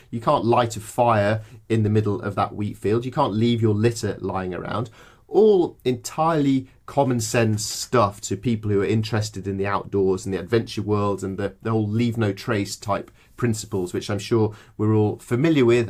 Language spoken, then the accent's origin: English; English countryside, England, United Kingdom; I grew up in the English countryside